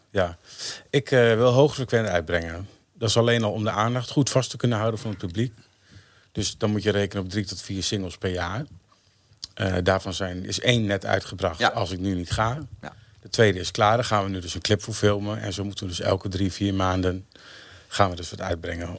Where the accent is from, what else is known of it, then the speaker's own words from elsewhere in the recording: Emmen, Drenthe, Netherlands; also born or lived in Hoogeveen; Ik ben geboren in Emmen en eh, verpest in Schoonhoort, een klein dorpje onder de rook van Emmen